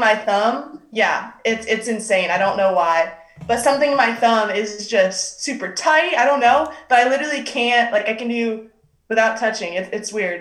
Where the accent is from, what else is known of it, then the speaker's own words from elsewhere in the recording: Arizona, United States; moved away as an adult; I'm from Arizona